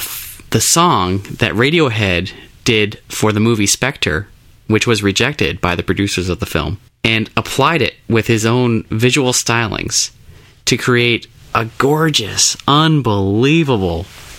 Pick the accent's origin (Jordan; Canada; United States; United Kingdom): United Kingdom; we would love to do a song for a James Bond movie because it's British. We're British.